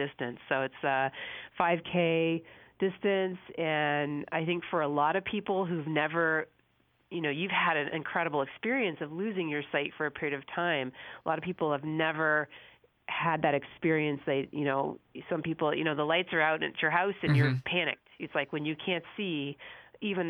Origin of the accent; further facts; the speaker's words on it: Southern California, United States; moved away as an adult; also born or lived in San Diego, United States / Oregon, United States; now in Massachusetts, United States; I grew up in Southern California